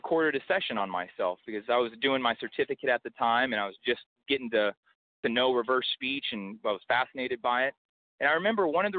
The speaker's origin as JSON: {"language": "English", "town": "Houston", "region": "Texas", "country": "United States", "said": "I'm from Houston"}